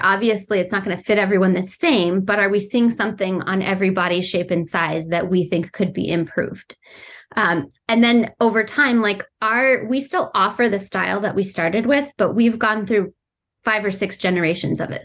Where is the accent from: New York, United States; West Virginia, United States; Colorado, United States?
Colorado, United States; I grew up in Colorado